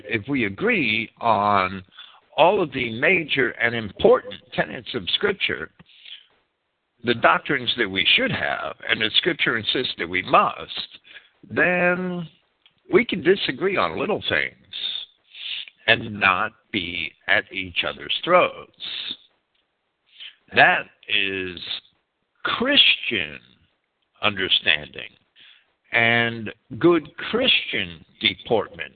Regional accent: United States; accent: Yankee; I'm American and I speak Yankee

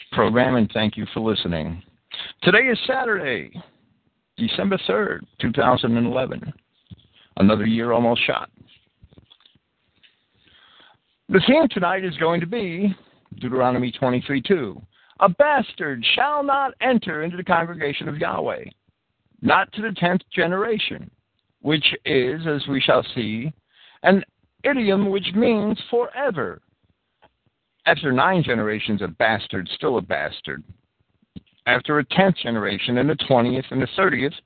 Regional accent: New Jersey, United States; When I was a kid growing up in New Jersey

